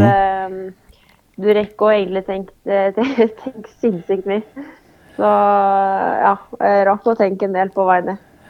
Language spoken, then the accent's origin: Norwegian; Oppdal, Trøndelag, Norway; moved away; har det vært veldig mye hjemme på Oppdal